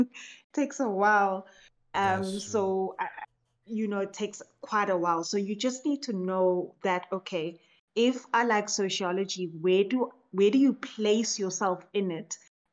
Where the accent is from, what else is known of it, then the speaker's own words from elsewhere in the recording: South Africa; Yes, and I'm still in South Africa. Yes.